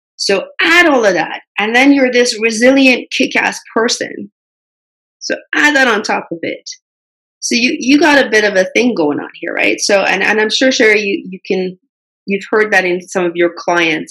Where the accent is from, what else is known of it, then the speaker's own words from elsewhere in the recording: Canada; also born or lived in Middle East; I grew up in Canada. I had that cultural difference even though I was born in Middle East.